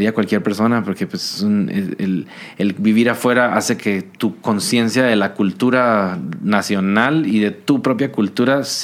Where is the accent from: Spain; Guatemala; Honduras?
Guatemala; Yo salí de Guate porque a mí no me creían que yo era de Guate.